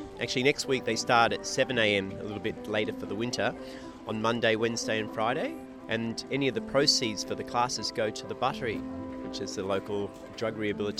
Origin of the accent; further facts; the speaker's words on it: Melbourne, Victoria, Australia; now in Byron Bay, Australia; Originally from Melbourne, but I've been living here in Byron for the last 30 years. Almost a local now.